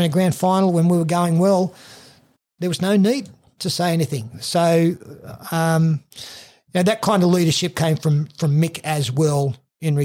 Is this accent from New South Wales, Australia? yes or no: yes; Raymond Terrace, New South Wales, Australia; I grew up in Raymond Terrace